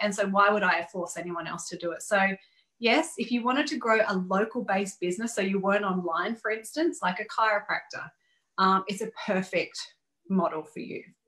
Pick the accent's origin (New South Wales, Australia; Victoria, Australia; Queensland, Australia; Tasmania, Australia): Queensland, Australia; Gold Coast; moved away; my hometown